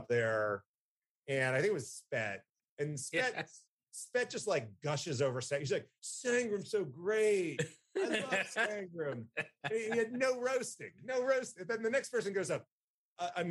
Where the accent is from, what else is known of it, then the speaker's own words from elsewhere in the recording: New Jersey, United States; now in Atlanta, United States; I'm from Jersey